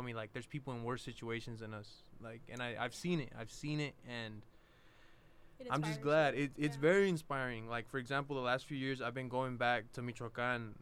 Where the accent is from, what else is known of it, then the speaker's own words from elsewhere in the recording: Williams, California, United States; moved away; I'm from Williams, California, and I take a lot of pride in where I come from.